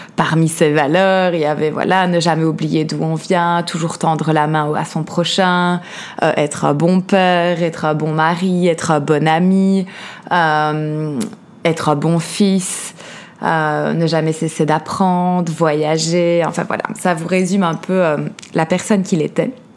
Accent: Liège, Wallonia, Belgium; accent: Belgian; mon accent belge, donc je grandis en Belgique, à Liège comme je disais

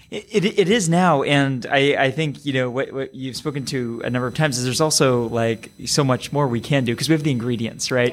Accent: San Francisco, California, United States; my hometown

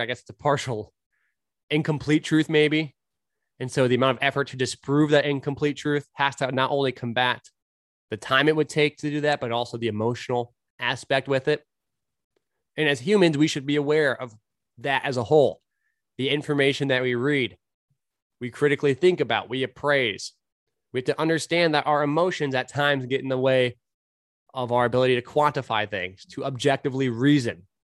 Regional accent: California, United States; moved away; also born or lived in Portland, Oregon; I grew up in California

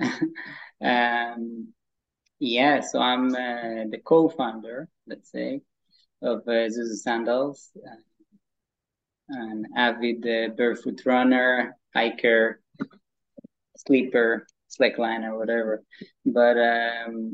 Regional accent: a small village in the north of Israel, Northern District, Israel; we grew up in Anurim, which is a small village in the north of Israel.

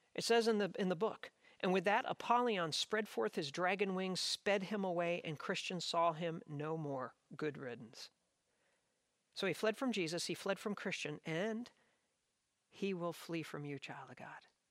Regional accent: South Jersey shore, New Jersey, United States; I grew up on the South Jersey shore

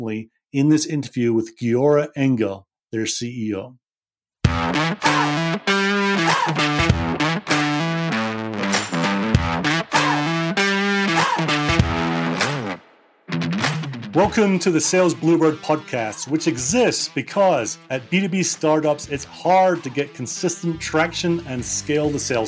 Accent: Scotland, United Kingdom; I'm a sales guy and I'm from Scotland and we're simple people

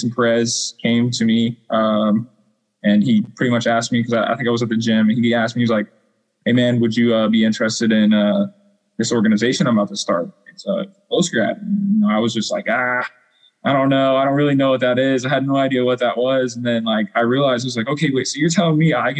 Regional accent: Wichita, Kansas, United States; moved away as an adult; also born or lived in La Junta, Colorado / Indianapolis, Indiana; I'm from Wichita, Kansas

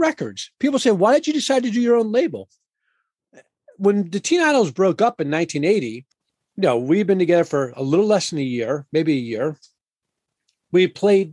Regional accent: Washington, District of Columbia, United States; I'm a fifth generation Washingtonian

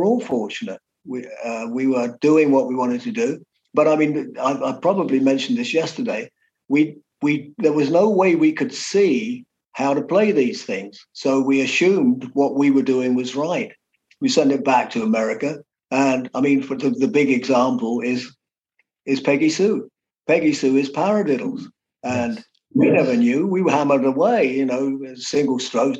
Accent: London, United Kingdom; we came from London, so we were Liverpool people, but we weren't

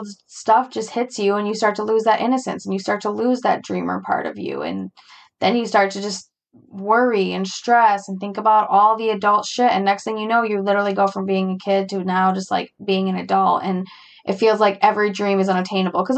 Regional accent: United States; I'm an American

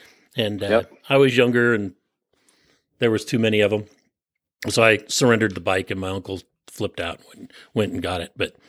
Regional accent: San Francisco Peninsula, California, United States; And I grew up on the San Francisco Peninsula.

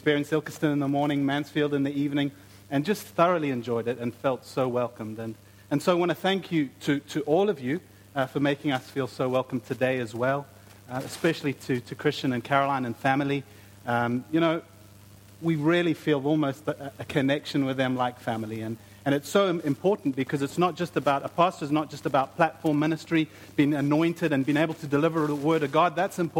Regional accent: South Africa; moved away; I'm from South Africa, my wife is from Brazil

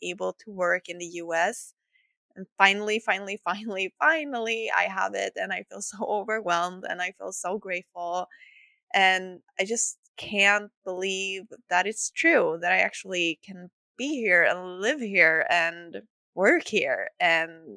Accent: Sweden; accent: Swedish; English is a second language; I'm not a native English speaker, so excuse some of my errors, and I hope you will enjoy my lovely Swedish accent

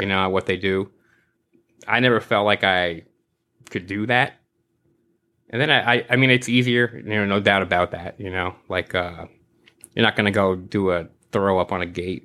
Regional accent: New York City, New York, United States; I grew up in New York my whole life

